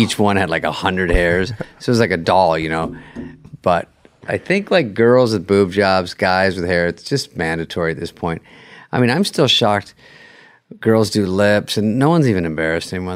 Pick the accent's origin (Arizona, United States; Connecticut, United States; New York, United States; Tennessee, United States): Arizona, United States; I'm from Arizona